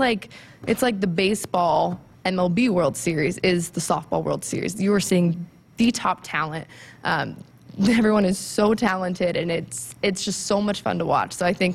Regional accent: Tucson, Arizona, United States; So growing up in Tucson, she was, the player, the athlete.

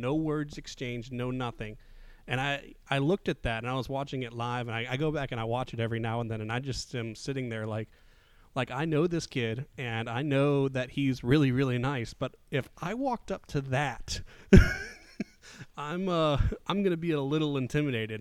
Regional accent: Midwest, United States; now in Southeast, United States; I was born in the Midwest

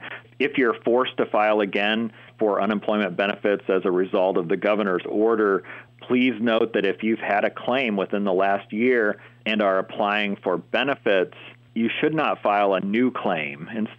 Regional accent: Turtle Point, Pennsylvania, United States; my hometown of Turtle Point

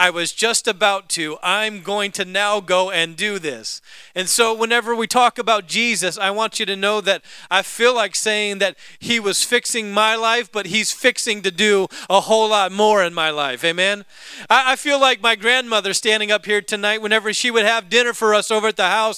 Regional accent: the South, United States; I was born in the South

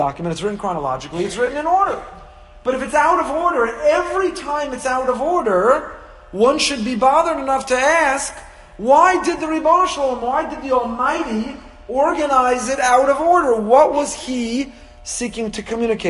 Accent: Teaneck, New Jersey, United States; growing up in Teaneck

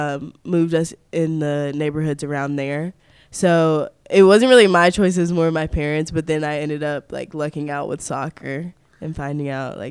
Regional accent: New Bern, North Carolina, United States; born there; also born or lived in Mississippi / Florida; now in Germantown, United States; Well, I was born in New Bern, North Carolina, which is a couple of hours from Raleigh. And then I moved to Starkville, Mississippi for about 5 years. And then I moved to Pensacola, Florida.

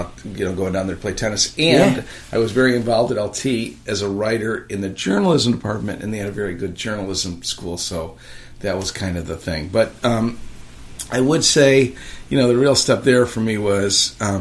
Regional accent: La Grange, Illinois, United States; moved away; I didn't grow up in LaGrange. I grew up in the parish of St. Francis.

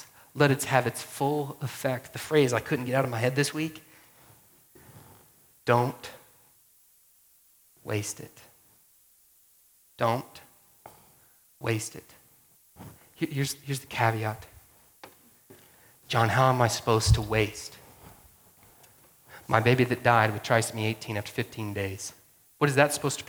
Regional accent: Georgia, United States; moved away; I grew up in Georgia

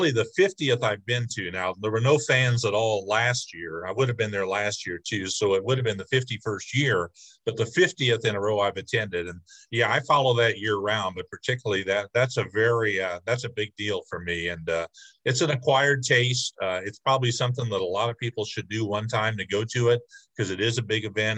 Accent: Bloomington, Illinois, United States; I grew up near Bloomington

